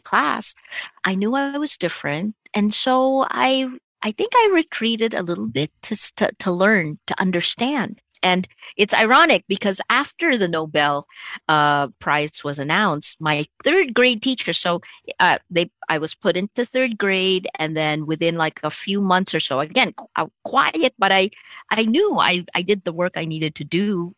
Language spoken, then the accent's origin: English; Toms River, New Jersey, United States; born or raised there; first language Tagalog; English is a second language; moved away as an adult; now in Philippines